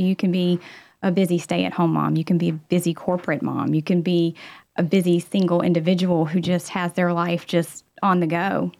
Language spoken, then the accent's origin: English; outside of Mooresville, North Carolina, United States; I was born right outside of Mooresville